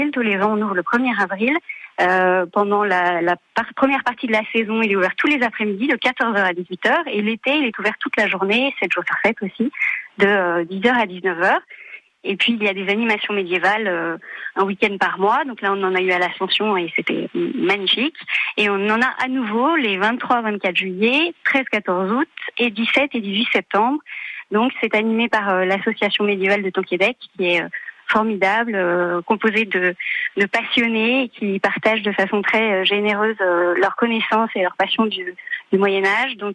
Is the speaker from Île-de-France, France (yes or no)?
no; Chartres, Centre-Val de Loire, France; born there; also born or lived in Paris; Donc je suis née à Chartres après, la vie euh, étudiante et professionnelle m'a amenée à Paris